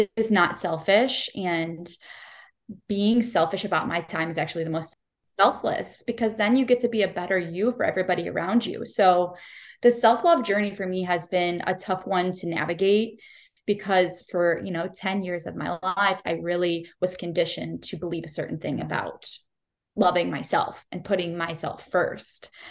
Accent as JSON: {"language": "English", "town": "Cleveland", "region": "Ohio", "country": "United States", "tie": "born or raised there", "said": "I am born and raised in Cleveland, Ohio"}